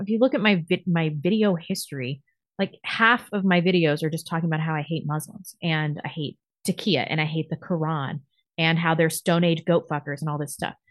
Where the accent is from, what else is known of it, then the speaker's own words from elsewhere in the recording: United States; I'm American